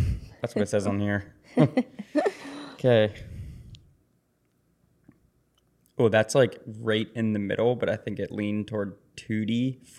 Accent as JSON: {"language": "English", "town": "Pittsburgh", "region": "Pennsylvania", "country": "United States", "said": "from Pittsburgh. So it's like, in season right now"}